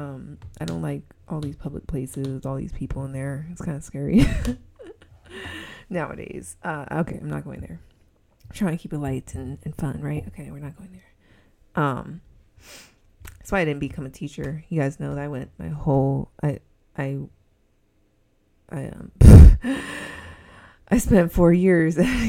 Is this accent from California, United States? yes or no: yes; Southern California, United States; accent: SoCal; I'm from SoCal. And I think it's very obvious that I'm from SoCal from my voice.